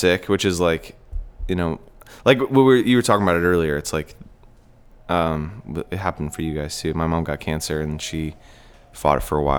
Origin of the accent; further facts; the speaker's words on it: the Northwest, Pacific Northwest, United States; where I grew up in the Northwest, there was a really strong sense of like community and music and like loyalty to people that were doing it there